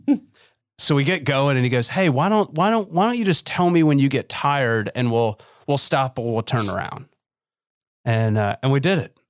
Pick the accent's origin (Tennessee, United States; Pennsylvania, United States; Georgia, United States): Tennessee, United States; Memphis; when I was seven growing up in Memphis, Tennessee.